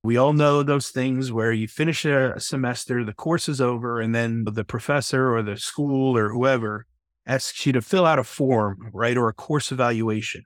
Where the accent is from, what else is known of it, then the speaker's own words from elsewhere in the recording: New York, United States; I'm from New York